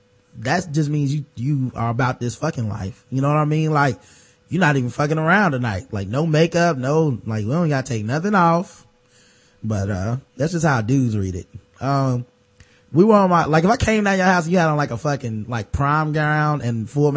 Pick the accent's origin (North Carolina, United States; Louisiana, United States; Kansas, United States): Louisiana, United States; We're both from Louisiana, so I knew just how to run my game and get him where I want him.